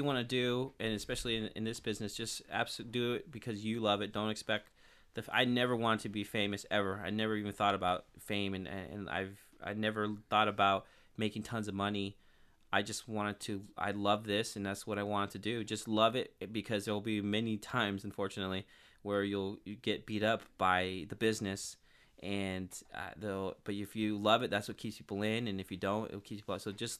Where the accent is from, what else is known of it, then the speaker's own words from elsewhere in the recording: Turlock, California, United States; now in Modesto, United States; I'm from Turlock, and then I moved to Modesto when I was 21. I'm 30 now.